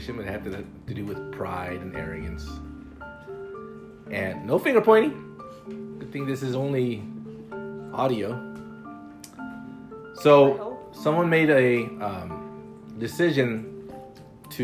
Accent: Chicago, Illinois, United States; I'm a brown guy growing up in the city of Chicago

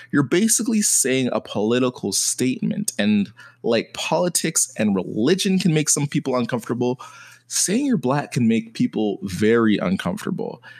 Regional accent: Canada; my siblings were American, my parents Jamaican, and me being Canadian

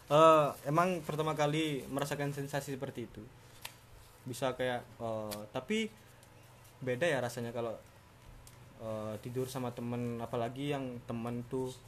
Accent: Java, Indonesia; tempat saya kan saya kan asli Jawa nih mas

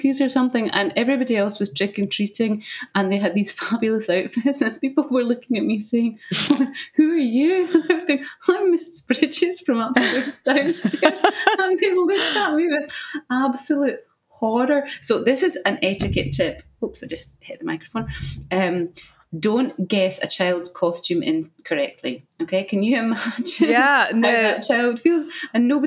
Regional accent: Scotland, United Kingdom; I grew up in the UK, obviously, in Scotland

